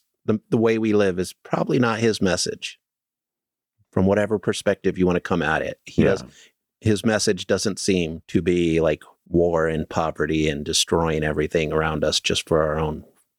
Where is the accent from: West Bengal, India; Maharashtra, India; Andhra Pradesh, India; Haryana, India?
Haryana, India; Damla; Well, no. Anyway, my hometown is Damla. It's a village in Haryana.